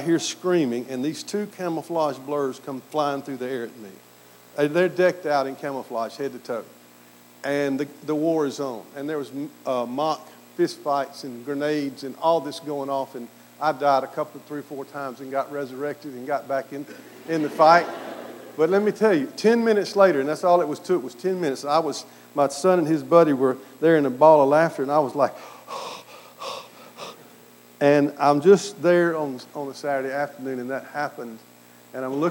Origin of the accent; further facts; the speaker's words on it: Mississippi, United States; accent: southern; also born or lived in Aberdeen, Scotland; I grew up in Mississippi, a very, very conservative Presbyterian background.